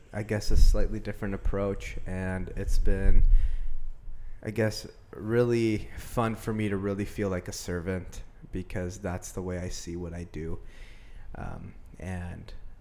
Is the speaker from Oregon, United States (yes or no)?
yes; Medford, Oregon, United States; I grew up in Medford, Oregon, been here my whole life.